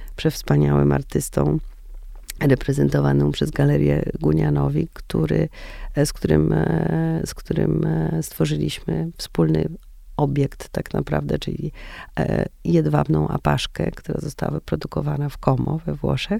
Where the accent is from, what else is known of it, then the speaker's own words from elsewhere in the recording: Warsaw, Masovian Voivodeship, Poland; ja jestem warszawianką